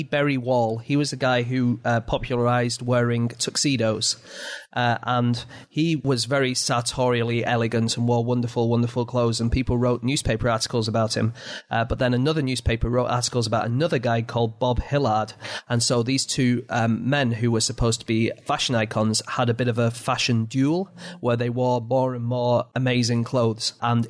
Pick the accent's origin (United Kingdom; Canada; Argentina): United Kingdom; England; I'm English.